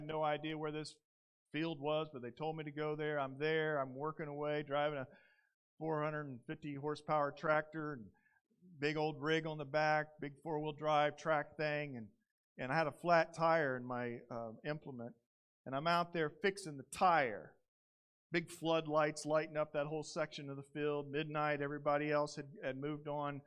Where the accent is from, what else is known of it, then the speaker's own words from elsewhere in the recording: Indiana, United States; moved away as an adult; now in Southern California, United States; I come from Indiana. I grew up on a large grain farm